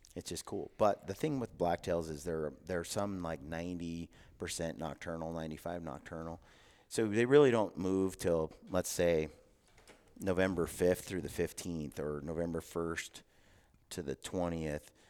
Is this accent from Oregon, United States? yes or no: yes; Oregon City, Oregon, United States; now in Cache Valley, Utah, United States; I, I grew up in Oregon City, a little town called Oregon City